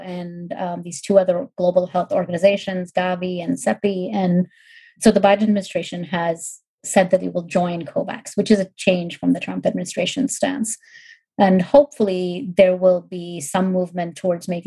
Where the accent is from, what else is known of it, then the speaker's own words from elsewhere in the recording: India; moved away; I grew up in India